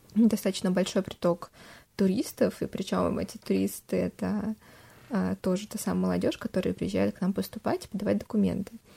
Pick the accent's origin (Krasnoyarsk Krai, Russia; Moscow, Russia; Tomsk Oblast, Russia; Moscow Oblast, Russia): Tomsk Oblast, Russia; Tomsk; мы из Томска